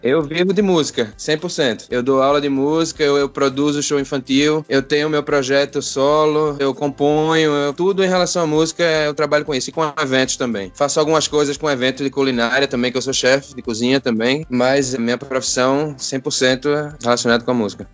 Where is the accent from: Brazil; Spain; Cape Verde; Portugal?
Brazil; Recife, Pernambuco; moved away as an adult; also born or lived in Natal, Brazil; now in Norway; Eu sou natural de, de Recife, Pernambuco